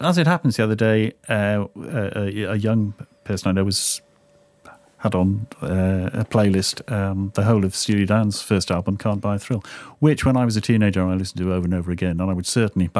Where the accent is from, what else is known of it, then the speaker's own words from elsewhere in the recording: Newcastle upon Tyne, North East England, United Kingdom; I grew up in Newcastle